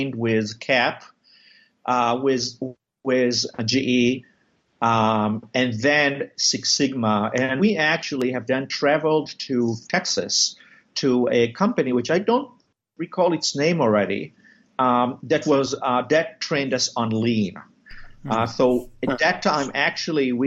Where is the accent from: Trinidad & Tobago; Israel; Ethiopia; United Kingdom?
Israel; moved away as an adult; also born or lived in New Haven, Connecticut, United States; now in United States; I was born in Israel, served 3 years in the Israeli military, did medical school there, met my wife of 30-some years there. And then we decided to move to the United States.